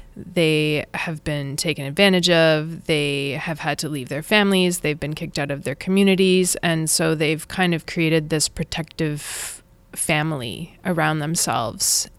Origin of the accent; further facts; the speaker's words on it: Saskatchewan, Canada; moved away as an adult; also born or lived in Brooklyn, New York; now in India; I was born and brought up in Saskatchewan, and I left when I was eighteen